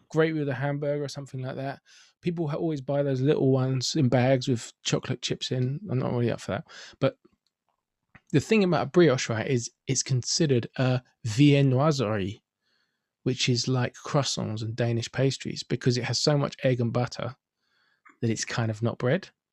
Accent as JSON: {"language": "English", "region": "London", "country": "United Kingdom", "said": "I'm from Finsbury Park, where since the mid-nineties we've had the fantastic happening bagel bakery"}